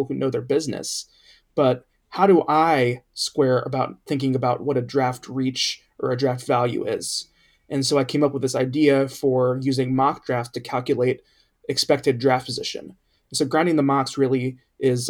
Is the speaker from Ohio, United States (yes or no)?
yes; Cincinnati, Ohio, United States; my hometown team is Cincinnati Bengals. And when I was growing up in the 1990s